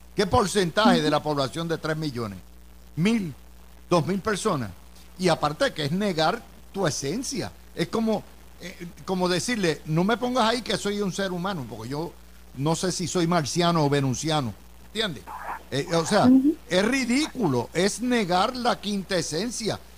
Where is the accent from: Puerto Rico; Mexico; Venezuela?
Puerto Rico; somos estadistas, somos capitalistas y somos puertorriqueños